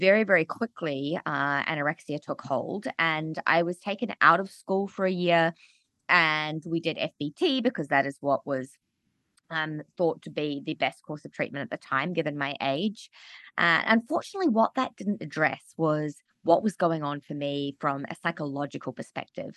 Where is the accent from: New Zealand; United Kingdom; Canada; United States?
New Zealand; Auckland; also born or lived in Australia; I grew up in Auckland, New Zealand, and I had an amazing childhood